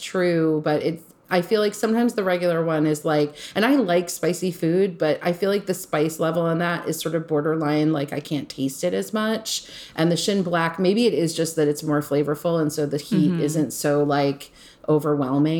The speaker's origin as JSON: {"language": "English", "area": "Long Island", "region": "New York", "country": "United States", "tie": "born or raised there", "said": "growing up on Long Island with like a hippie mom"}